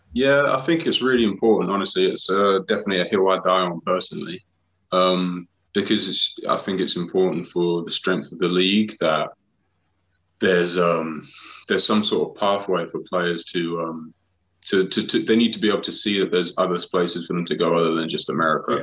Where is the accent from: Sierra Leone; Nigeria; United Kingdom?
United Kingdom; Harlow, East of England; from my hometown in Harlow